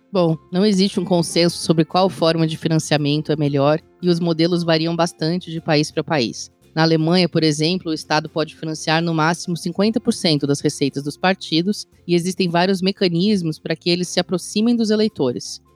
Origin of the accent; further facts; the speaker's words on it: Brazil; enquanto brasileiros e cidadãos eleitores